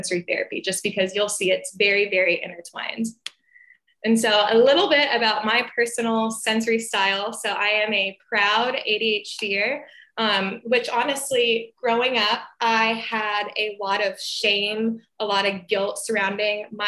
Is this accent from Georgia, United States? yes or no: yes; Atlanta, Georgia, United States; I am from Atlanta, Georgia, and I'm an occupational therapist